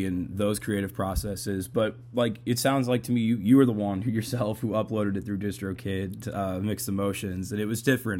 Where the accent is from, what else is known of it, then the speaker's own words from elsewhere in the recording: Massachusetts, United States; being from Massachusetts myself